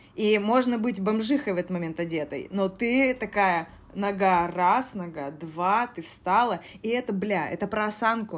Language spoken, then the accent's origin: Russian; Koryazhma, Arkhangelsk Oblast, Russia; now in Moscow, Russia; я из Коряжмы